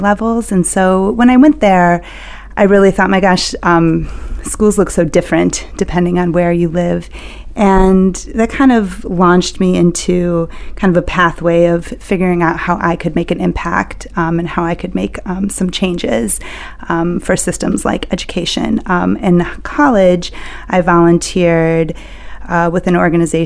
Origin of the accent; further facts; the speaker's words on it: Chicago, Illinois, United States; I'm originally from Chicago